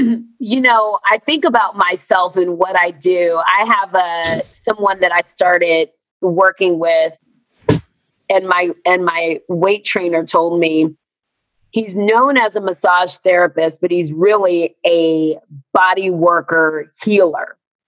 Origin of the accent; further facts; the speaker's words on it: the South, United States; born there; I was born Black and in America and in the South in the 70s